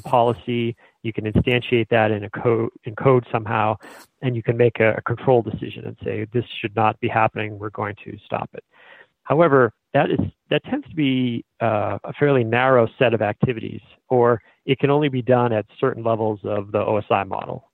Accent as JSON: {"language": "English", "town": "Billerica", "region": "Massachusetts", "country": "United States", "tie": "born or raised there", "said": "I war dialed my hometown"}